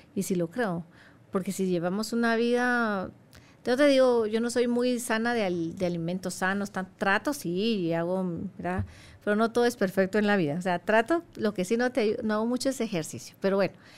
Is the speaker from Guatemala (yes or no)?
yes; Guatemala; moved away as an adult; now in Saudi Arabia; yo soy de Guatemala